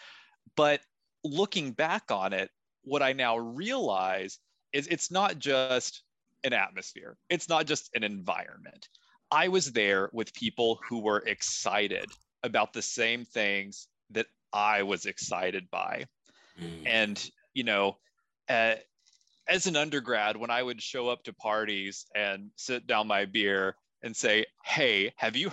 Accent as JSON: {"language": "English", "region": "Kentucky", "country": "United States", "said": "I'm a nobody from Kentucky"}